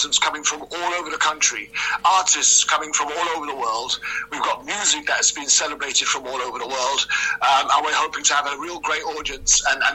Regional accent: London, United Kingdom; now in Cardiff, United Kingdom; I'm originally from London

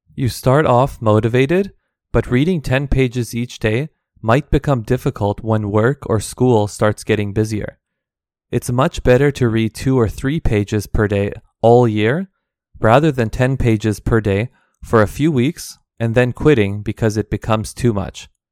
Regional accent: Canada; all of these are my own experiences living and growing up in Canada

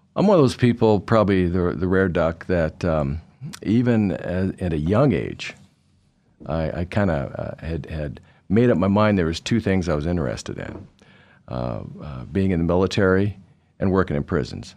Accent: Idaho, United States; also born or lived in Anchorage, Alaska; my family, uh, lived here most of my childhood in high school, went to Barr High School

